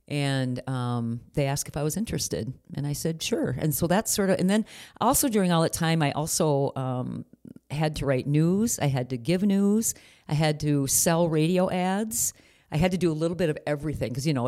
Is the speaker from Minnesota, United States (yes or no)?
yes; Blue Earth, Minnesota, United States; in Blue Earth, my hometown, they did not.